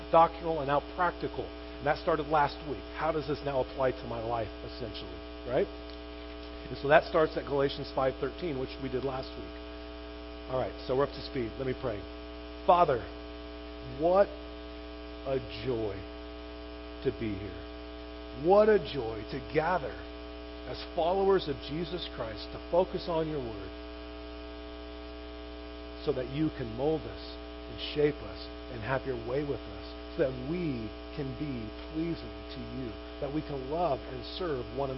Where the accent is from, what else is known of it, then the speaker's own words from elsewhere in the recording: Chino, California, United States; I grew up in Chino